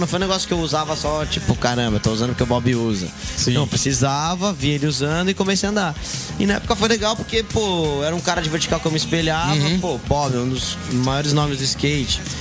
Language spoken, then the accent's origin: Portuguese; São Paulo, Brazil; é um lugar que eu podia sair na rua quando criança, andava de bicicleta, andava de skate